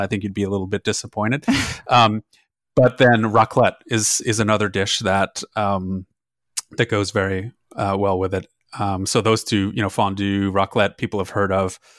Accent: German-speaking Switzerland, Switzerland; now in Napa, United States; I grew up in the German speaking part of Switzerland

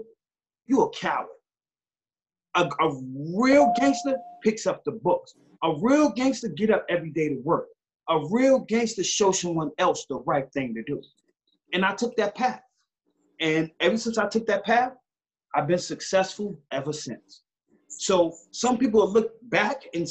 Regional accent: New York City, New York, United States; growing up in Far Rockaway

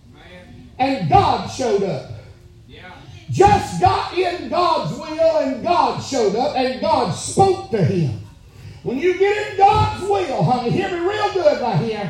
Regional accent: Alabama, United States; I'm from Alabama

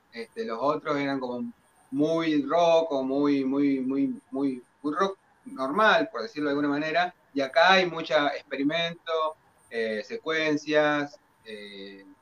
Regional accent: Dolores, Buenos Aires Province, Argentina; nuestro, de nuestro pueblo ciudad

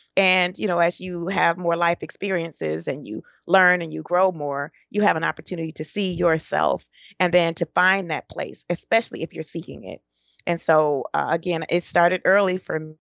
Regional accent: Detroit, Michigan, United States; also born or lived in Florida / Georgia / Tennessee; born and raised in Detroit, Michigan.

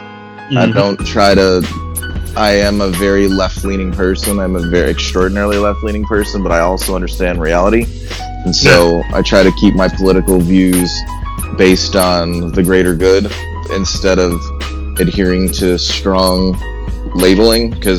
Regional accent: Austin, Texas, United States; also born or lived in Chicago; Howdy, y'all. … I am from Austin, Texas, by way of the south side of Chicago.

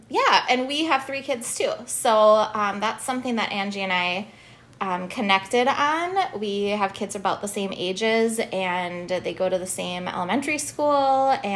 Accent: Hutchinson, Minnesota, United States; moved away as an adult; also born or lived in Duluth; now in Madison, United States; So I came from Hutchinson. I grew up in Hutchinson, which some people would say is a small town.

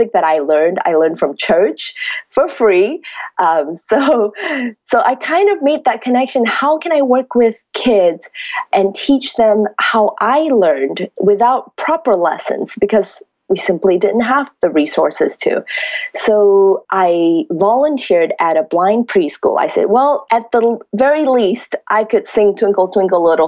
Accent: Malaysia; moved away as an adult; now in California, United States; I grew up in Malaysia, 17 years of my life

